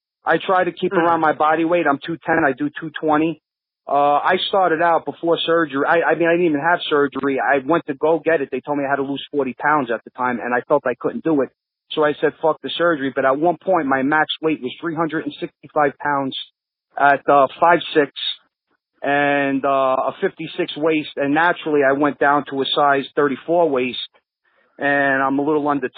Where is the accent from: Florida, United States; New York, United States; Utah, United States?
New York, United States; New York City; also born or lived in Deposit, New York; where were you born? Kings County.